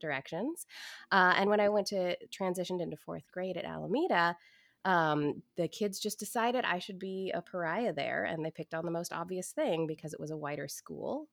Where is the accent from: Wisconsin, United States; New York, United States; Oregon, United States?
Oregon, United States; Portland; I grew up in Portland, Oregon in the 80s